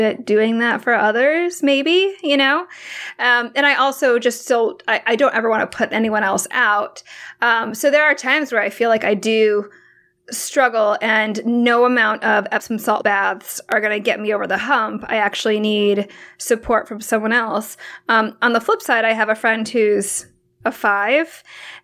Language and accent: English; Hong Kong; moved away; my mom's from the Philippines and I was born in Hong Kong